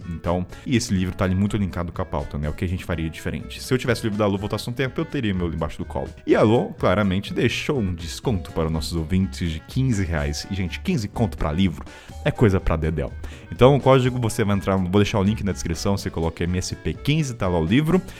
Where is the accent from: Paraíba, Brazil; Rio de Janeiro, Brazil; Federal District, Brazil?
Rio de Janeiro, Brazil; Ah, sou sou do Rio de Janeiro.